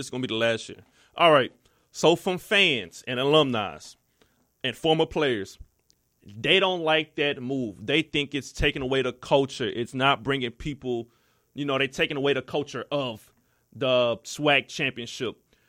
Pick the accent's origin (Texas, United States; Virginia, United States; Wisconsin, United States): Texas, United States; Houston; I'm from Houston.